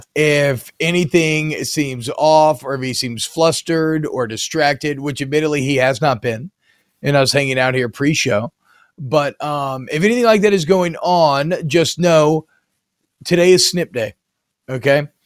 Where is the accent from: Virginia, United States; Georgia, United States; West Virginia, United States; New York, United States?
Georgia, United States; Atlanta; I grew up in Atlanta